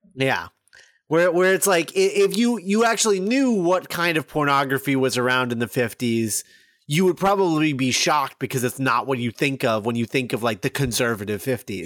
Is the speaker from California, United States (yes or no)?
no; Texas, United States; I was born in Texas, too, and I'm not quite that Texan.